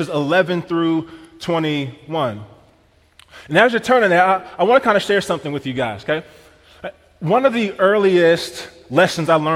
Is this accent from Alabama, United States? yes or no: no; Missouri, United States; now in Wisconsin, United States; I'm from Missouri